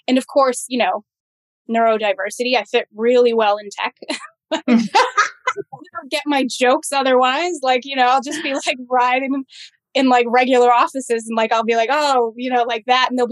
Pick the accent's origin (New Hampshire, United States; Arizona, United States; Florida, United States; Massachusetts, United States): Massachusetts, United States; I grew up in the Massachusetts foster care system